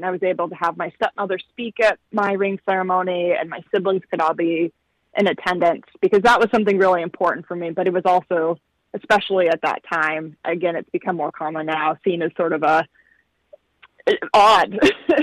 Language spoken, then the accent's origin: English; Utah, United States; growing up in Utah